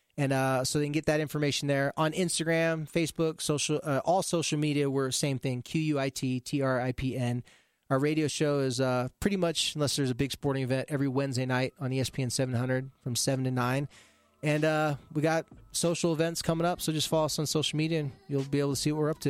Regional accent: California, United States; moved away; I'm a surfer from the beach in California

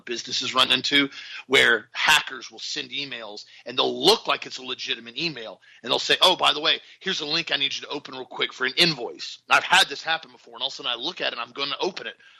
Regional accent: Florida, United States; We're from Florida

